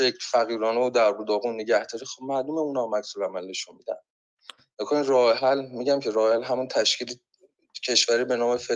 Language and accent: Persian; Iran; اگه از من به عنوان یک ایرانی سوال بشه که آقا نظرت در مورد این نزاع هفتاد ساله چیه پاسخ من به عنوان یک ایرانی اینه که این نزاع اصلا به ما هیچ ربطی نداره